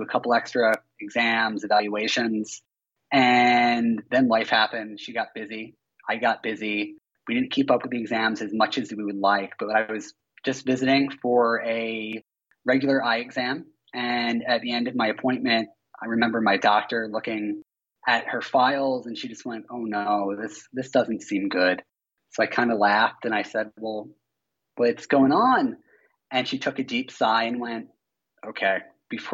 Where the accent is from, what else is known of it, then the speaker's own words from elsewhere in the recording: Philadelphia, Pennsylvania, United States; moved away; I'm from Philadelphia